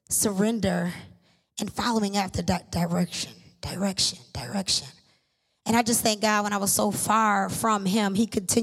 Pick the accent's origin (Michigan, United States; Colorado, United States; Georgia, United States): Michigan, United States; Lansing; I was born and raised here in Lansing, Michigan